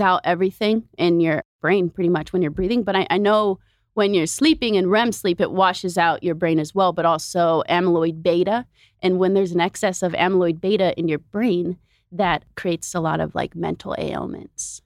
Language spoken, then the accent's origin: English; Oregon, United States; moved away as an adult; also born or lived in Bay Area; now in Los Angeles, United States; I'm from Oregon, and my family just moved to L